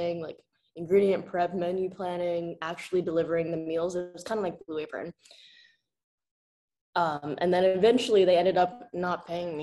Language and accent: English; New York City, New York, United States; also born or lived in Hunan, China; I grew up in Park Slope